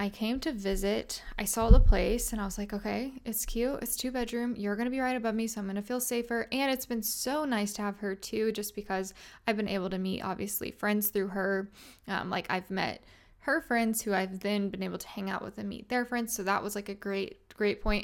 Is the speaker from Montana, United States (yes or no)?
no; Little Rock, Arkansas, United States; moved away as an adult; also born or lived in Fayetteville, Arkansas; I grew up in a city called Little Rock, Arkansas, and then I lived there my whole life